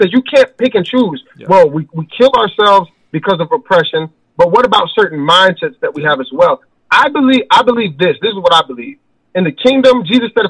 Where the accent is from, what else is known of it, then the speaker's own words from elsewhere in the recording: Chicago, Illinois, United States; also born or lived in Wiesbaden, Germany; I was born in Wiesbaden. My mother left St. Thomas, the Virgin Islands, and she moved to Chicago. She said the Lord told her to. We had no family. We had no money. We grew up in a shelter.